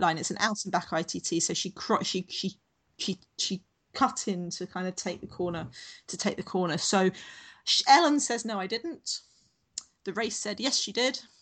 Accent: London, United Kingdom; now in Sydney, Australia; I grew up in Southeast London, so my my train station as we come into London was always Charing Cross

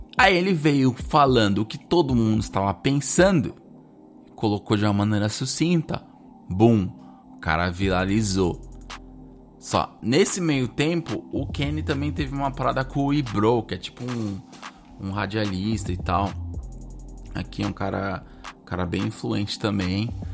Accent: Brazil; moved away as an adult; eu cresci no Brasil, falo português

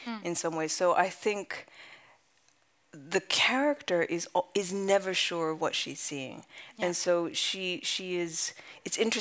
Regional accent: California, United States; moved away as an adult; also born or lived in London / Japan; my family's from Japan. I grew up in California. I spent most of my 20s in London

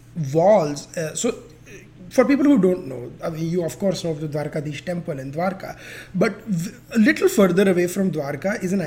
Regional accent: Gujarat, India; my home state of Gujarat

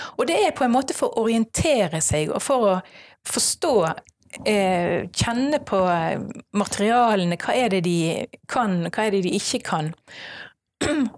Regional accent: Strileland, Vestland, Norway; jeg er en stril

